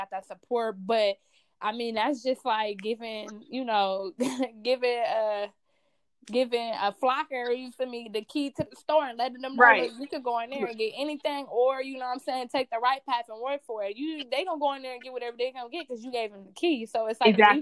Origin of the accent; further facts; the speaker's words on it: Compton, California, United States; I'm from Compton. So I let it be known, like, I'm from Compton. I grew up in the foster system